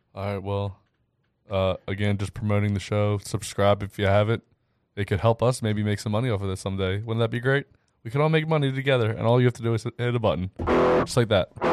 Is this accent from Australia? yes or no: no; Ridley, Pennsylvania, United States; I grew up in Ridley